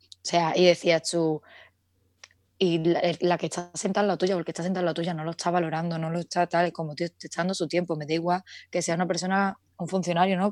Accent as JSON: {"language": "Spanish", "town": "Seville", "region": "Andalusia", "country": "Spain", "moved": "as an adult", "lives_now": "Madrid, Spain", "said": "Vivo en Madrid, aunque soy de Sevilla"}